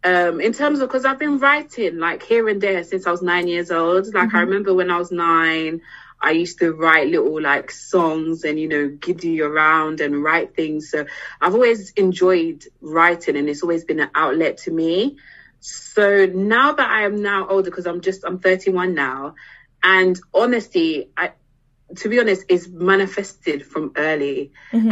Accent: DR Congo; now in London, United Kingdom; So I'm originally from the Democratic Republic of Congo, so which is DRC Congo in Central Africa. But I live in London, probably hence why the accent as well.

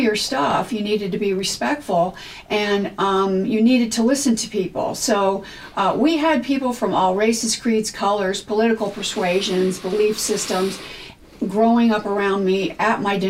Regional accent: California, United States; also born or lived in New York; now in Los Angeles, United States; I was born and raised in California.

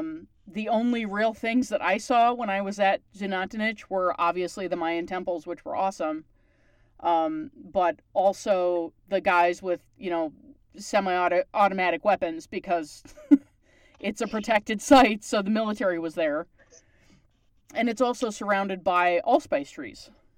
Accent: Canada; Because I'm Canadian

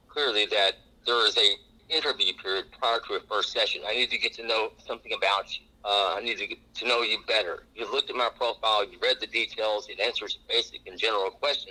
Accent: Texas, United States; moved away; also born or lived in Dallas; Growing up in Texas schools

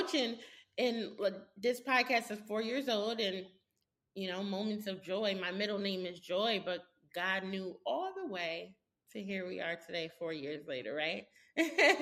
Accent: Connecticut, United States; we're from Connecticut

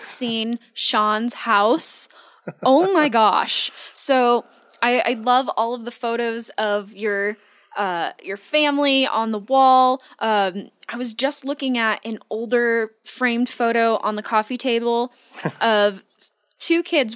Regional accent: Virginia, United States; now in Oregon, United States; I grew up in Virginia

